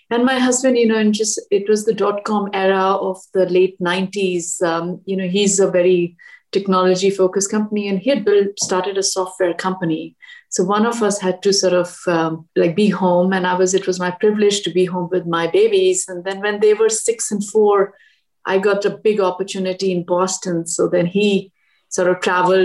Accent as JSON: {"language": "English", "region": "Delhi", "country": "India", "tie": "born or raised there", "also_born_or_lived": "Washington, D.C.", "moved": "as an adult", "lives_now": "United States", "said": "I grew up in Delhi"}